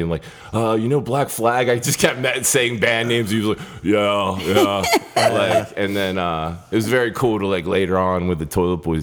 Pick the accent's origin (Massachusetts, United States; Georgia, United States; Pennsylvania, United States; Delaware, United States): Delaware, United States; moved away as an adult; now in New York, United States; My story starts in Delaware. Shit was creepy in Delaware. And so I started out like in a hardcore band in Delaware when I was like a kid.